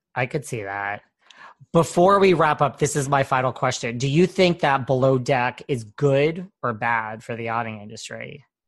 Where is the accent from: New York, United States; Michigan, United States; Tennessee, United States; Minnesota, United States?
New York, United States; I'm from New York